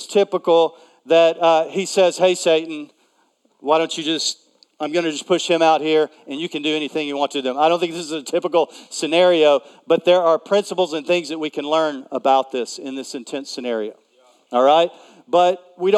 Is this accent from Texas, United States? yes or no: yes; East Texas, United States; I am a Texan, and I grew up. I was a member of the Junior Simmental Association. And so, believe it or not, I've lived in cities for a long time, but I'm really from East Texas, and we had cows, and I had a herd